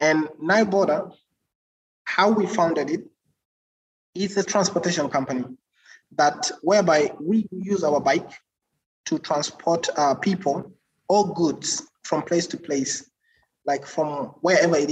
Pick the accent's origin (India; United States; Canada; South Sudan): South Sudan; also born or lived in Uganda; And I'm from South Sudan